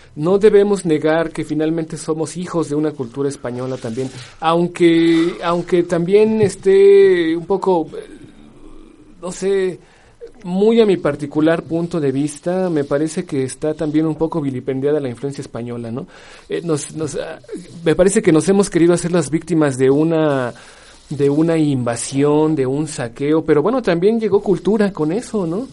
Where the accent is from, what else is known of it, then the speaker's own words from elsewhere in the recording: Mexico; somos mexicanos